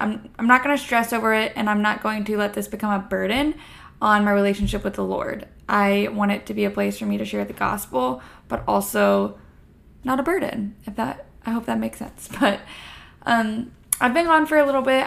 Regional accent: Florida, United States; now in Texas, United States; I am a Texan at the moment, I am from Florida

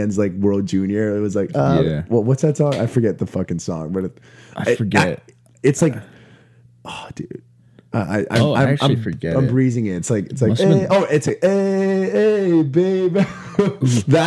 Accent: South Shore of Massachusetts, United States; I claim I'm from the South Shore of Massachusetts.

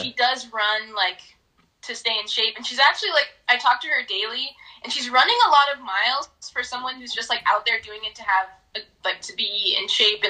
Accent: Southern California, United States; moved away as an adult; also born or lived in Minot, North Dakota; now in Detroit, United States; So I'm originally from Southern California. Mm-hmm. I moved out to Detroit in March.

